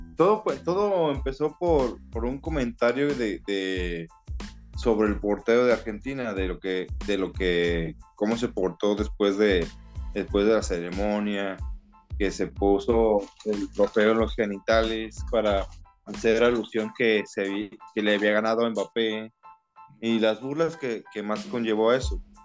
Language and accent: Spanish; Mexico; soy mexicano, somos mexicanos